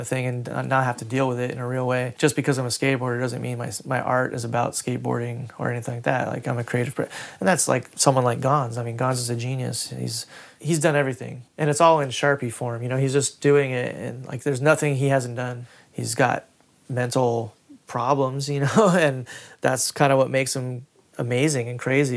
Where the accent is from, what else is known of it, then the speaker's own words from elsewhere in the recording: Huntington Beach, California, United States; I grew up in Huntington Beach, where it was surf culture